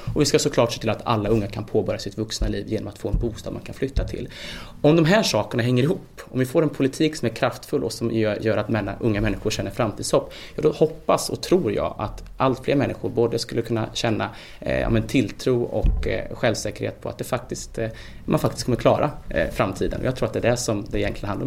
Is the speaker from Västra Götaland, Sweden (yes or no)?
no; Värmland, Sweden; Jag kommer själv från Värmland